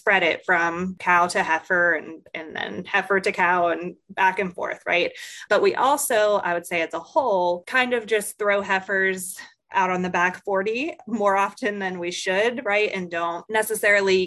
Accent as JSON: {"language": "English", "town": "Greensburg", "region": "Pennsylvania", "country": "United States", "moved": "as an adult", "lives_now": "Mississippi, United States", "said": "I'm originally from Pennsylvania, not your area of Pennsylvania, but the Greensburg area of Pennsylvania, but came to Mississippi State about 5 years ago"}